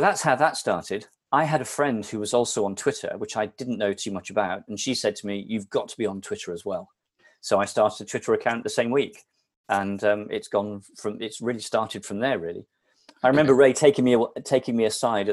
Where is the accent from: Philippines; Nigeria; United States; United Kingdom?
United Kingdom; Somerset, South West England; now in Shrewsbury, United Kingdom; I grew up in Somerset